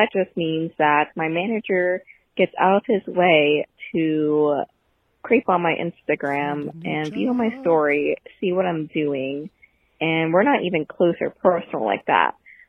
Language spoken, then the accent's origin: English; Pittsburgh, Pennsylvania, United States; I'm from Pittsburgh, Pennsylvania.